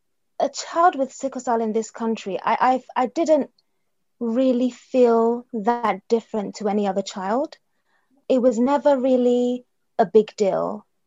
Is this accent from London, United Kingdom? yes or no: yes; London, United Kingdom; born there; also born or lived in Nigeria; I was born in London, but I have lived in Nigeria. So just before I turned 9 years old, my mum took my siblings and I to Nigeria